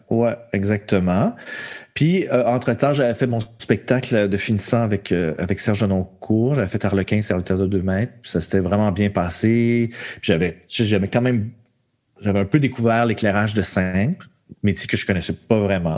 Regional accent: Montreal, Quebec, Canada; also born or lived in Verchères; Je suis né à Montréal, même si mes parents habitaient à Verchères à ce moment-là, je suis, je suis né à Montréal

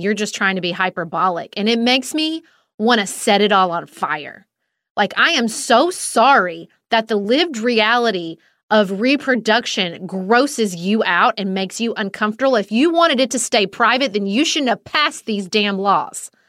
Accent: Kentucky, United States; my home state of Kentucky

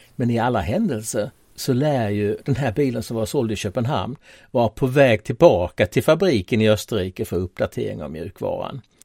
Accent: Tollarp, Skåne, Sweden; moved away; Tollarp där jag växte upp en gång i tiden

